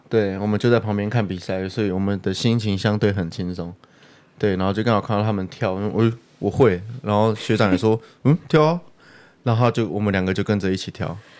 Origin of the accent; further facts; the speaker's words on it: Taiwan; 他也知道我是台湾人